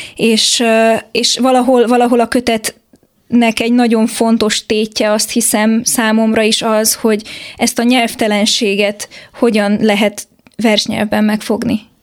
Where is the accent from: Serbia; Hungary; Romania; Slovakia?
Romania; Transylvania; Erdélyben nőttem fel